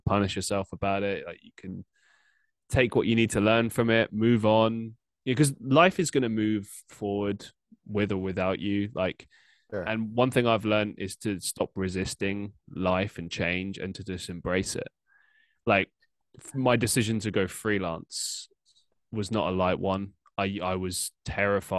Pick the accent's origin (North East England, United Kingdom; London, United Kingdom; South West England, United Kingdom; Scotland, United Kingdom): London, United Kingdom; moved away as an adult; also born or lived in Surrey; now in Manchester, United Kingdom; I grew up in London